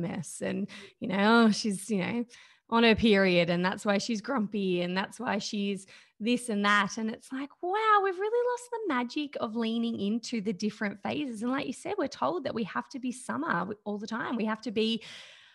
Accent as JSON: {"language": "English", "country": "Australia", "tie": "born or raised there", "said": "I think I'm a typical probably woman growing up in Australia right now"}